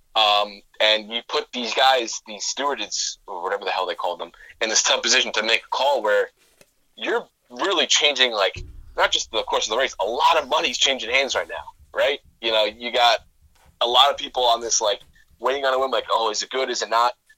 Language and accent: English; Garden City, New York, United States; that's from Garden City and that's literally like my hometown